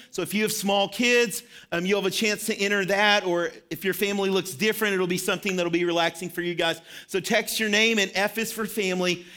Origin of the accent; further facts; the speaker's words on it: Shirley, Arkansas, United States; moved away; I grew up in Arkansas for, um, a part of my life.